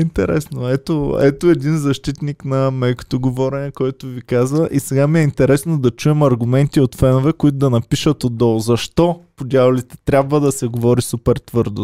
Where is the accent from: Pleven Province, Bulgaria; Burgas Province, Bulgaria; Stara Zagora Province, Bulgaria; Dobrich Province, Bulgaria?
Stara Zagora Province, Bulgaria; Stara Zagora; moved away; за това, че съм се запазил, аз съм от Стара Загора, и че съм се запазил частично поне начина на говорене.